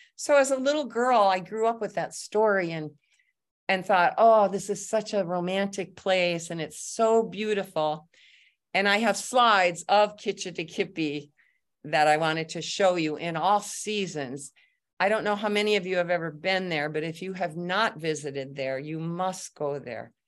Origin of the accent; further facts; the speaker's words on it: Lower Michigan, United States; also born or lived in North Carolina; now in Manistique, United States; We all grew up in Lower Michigan